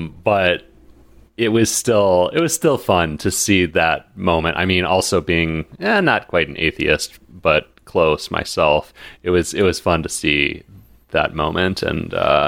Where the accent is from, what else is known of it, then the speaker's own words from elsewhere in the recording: United States; because I'm American